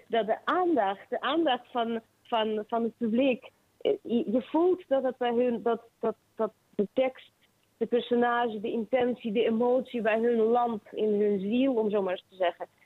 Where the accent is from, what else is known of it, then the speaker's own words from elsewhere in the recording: Kharkiv, Kharkiv Oblast, Ukraine; moved away as an adult; now in Netherlands; Ik ben geboren in Kharkiv, dat is Oost-Oekraïne